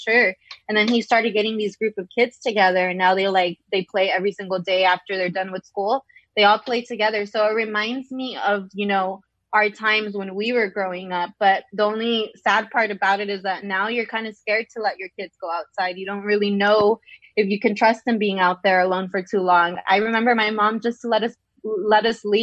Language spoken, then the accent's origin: English; Orange County, California, United States; We're from the Orange County area